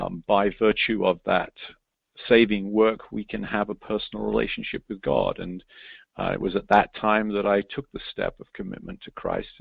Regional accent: England, United Kingdom; moved away as an adult; now in United States; I'm an Englishman born and bred, but I've lived in America now for over 30 years.

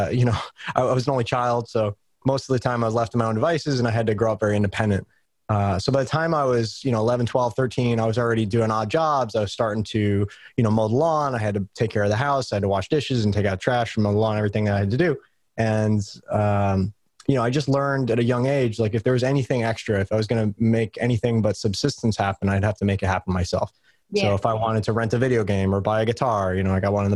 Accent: New York, United States; I grew up in New York

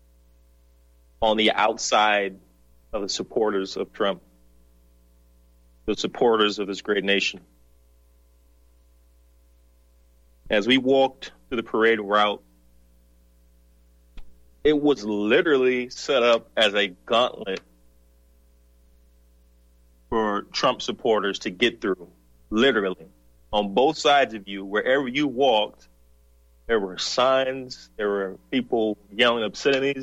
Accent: the South, United States; moved away; also born or lived in the North; I'm from the South. I was born in the South.

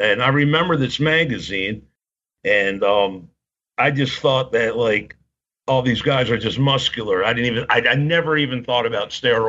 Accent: Baltimore, Maryland, United States; born or raised there

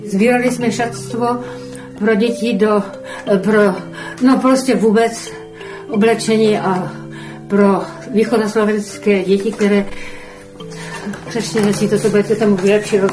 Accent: Olomouc, Olomouc Region, Czechia; narodila jsem se v Olomouci, byla jsem učitelkou.

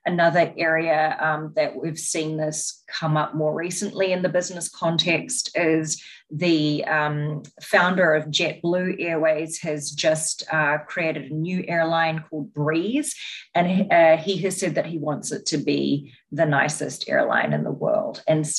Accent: New Zealand; now in United States; You can probably tell by my accent that I am not an American, which is where I'm currently based. I'm from New Zealand and have spent time living and working in Asia and the Middle East as well.

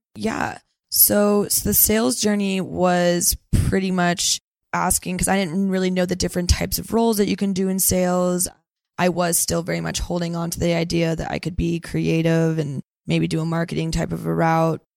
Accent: Santa Cruz, California, United States; now in San Francisco, United States; I am from Santa Cruz, California. So, NorCal girl, through and through.

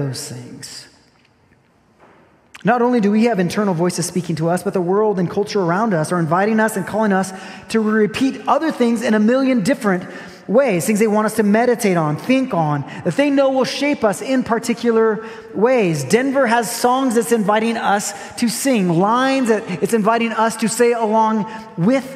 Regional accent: Brazil; moved away; I grew up in Brazil

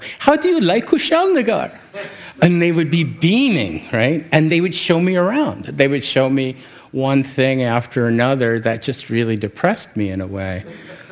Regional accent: New York City, New York, United States; I come from New York City

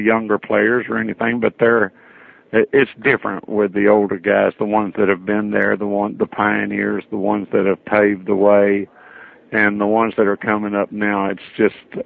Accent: Metropolis, Illinois, United States; also born or lived in Florida; I was born and raised in Metropolis, Illinois.

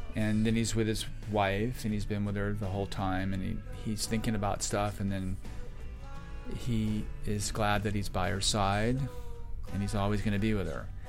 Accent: Florida, United States; I grew up in Florida

